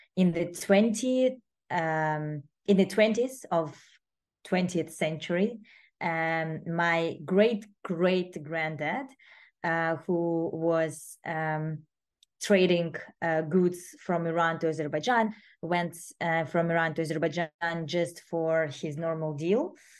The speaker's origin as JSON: {"language": "English", "region": "Moscow", "country": "Russia", "tie": "born or raised there", "said": "I was growing up in Moscow"}